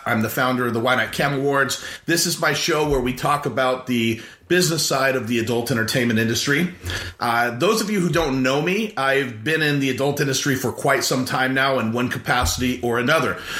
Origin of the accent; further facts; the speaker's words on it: Central Coast, California, United States; I grew up in California, off the Central Coast in the Pacific Ocean.